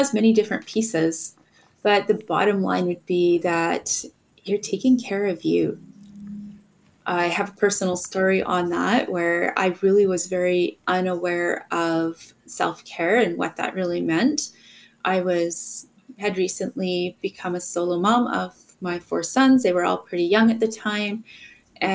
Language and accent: English; Alberta, Canada; also grew up in Alberta